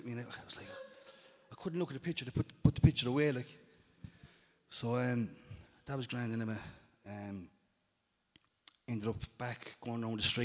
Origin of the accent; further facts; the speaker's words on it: Limerick, Munster, Ireland; when I was growing up in Limerick